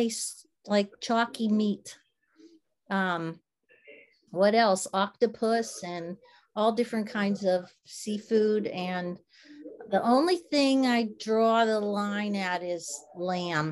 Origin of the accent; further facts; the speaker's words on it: Pittsburgh, Pennsylvania, United States; when I was a kid and I was growing up outside of Pittsburgh, that's where I grew up